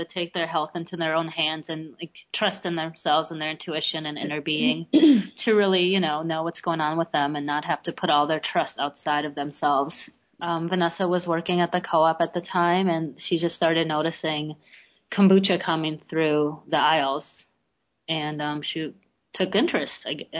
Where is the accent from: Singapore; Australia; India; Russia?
Russia; born there; I was born in Russia, and that was, you know, what you drank because you didn't have soda or anything else.